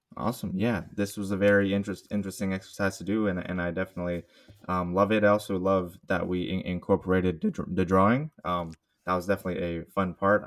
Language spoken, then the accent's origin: English; Bay Area, California, United States; I am a Bay Area native, so born and raised in the Bay Area.